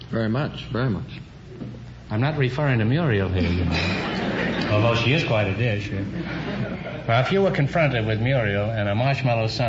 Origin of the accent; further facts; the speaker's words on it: Los Angeles, California, United States; I'm from Hollywood, right here in Hollywood.